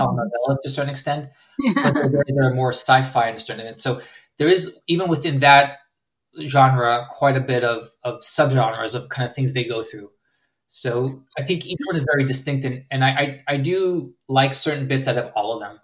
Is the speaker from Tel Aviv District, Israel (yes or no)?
yes; Herzliya, Tel Aviv District, Israel; also born or lived in California, United States; Then I went back to Israel for um, high school there